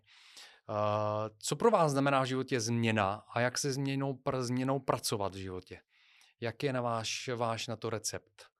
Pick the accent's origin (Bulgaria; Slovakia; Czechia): Bulgaria; now in Czech Republic; já pocházím z Bulharska